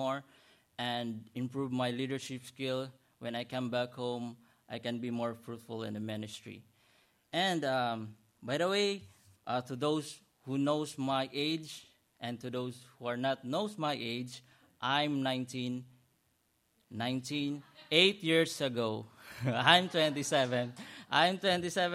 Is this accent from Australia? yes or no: no; Philippines; moved away as an adult; now in United States; I was from Philippines to Hong Kong, then Hong Kong to Dallas, then Dallas to Houston.